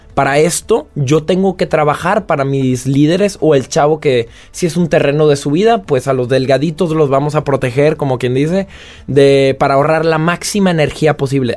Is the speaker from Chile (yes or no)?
no; Mexico; moved away as an adult; now in France